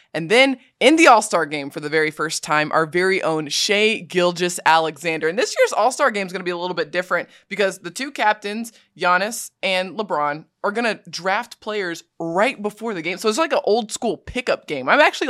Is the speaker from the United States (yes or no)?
no; Australia; You know, I grew up in Australia.